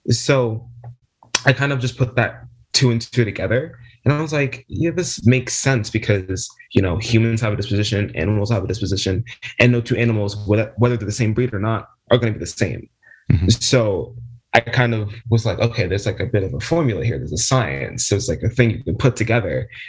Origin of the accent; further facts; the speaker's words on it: New Jersey, United States; I'm 20, very young, I know. I'm from New Jersey, South Jersey specifically.